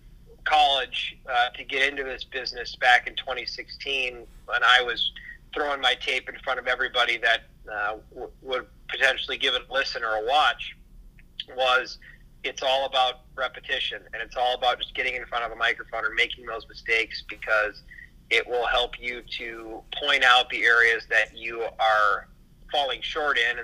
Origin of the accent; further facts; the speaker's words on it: Minneapolis, Minnesota, United States; growing up in the Minneapolis-St. Paul area in the suburbs